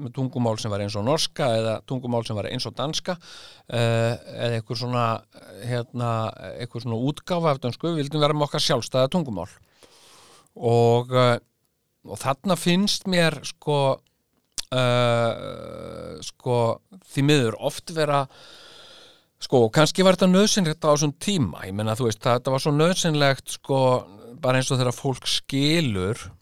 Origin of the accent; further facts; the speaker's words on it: Iceland; við erum sko Íslendingar